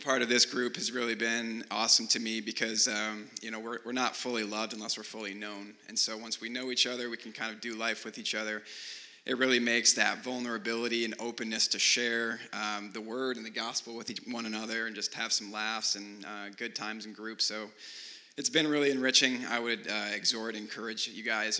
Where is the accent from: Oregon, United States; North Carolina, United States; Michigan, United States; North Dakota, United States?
Michigan, United States; moved away; I'm from Michigan